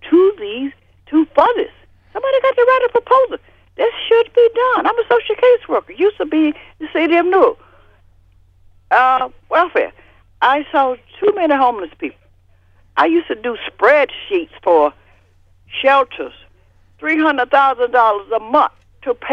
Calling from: Newark, New Jersey, United States; I'm from Newark

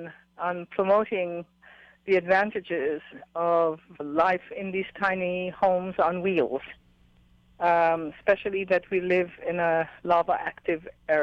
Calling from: Big Island of Hawaii, United States; I'm calling from the Big Island of Hawaii

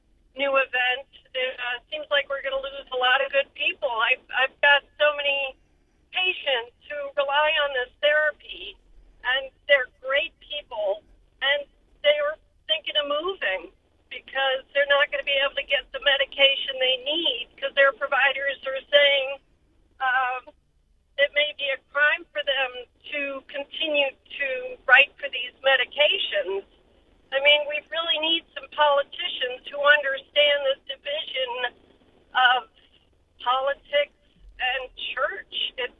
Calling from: Florida, United States; Hi, I'm a firm from Florida

